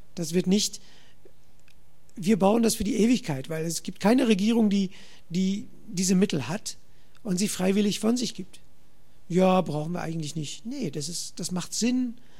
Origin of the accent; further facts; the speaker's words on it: Netherlands; German is a second language; ich komme aus Holland